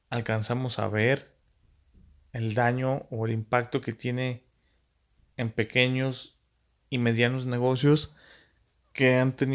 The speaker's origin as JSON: {"language": "Spanish", "country": "Mexico", "said": "también está nuestra muy poca imaginación como mexicanos o la capacidad de adaptar los negocios"}